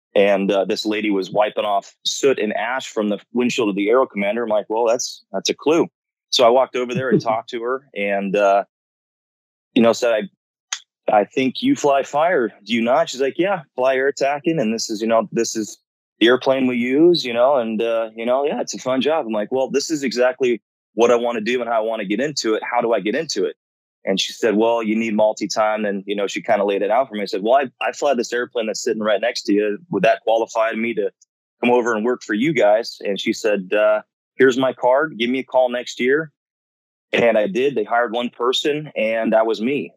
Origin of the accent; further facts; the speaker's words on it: Rancho Cucamonga, California, United States; moved away; I'm from Rancho Cucamonga originally, which is at the base of uh, pretty much Big Bear and Cucamonga Peak in Southern California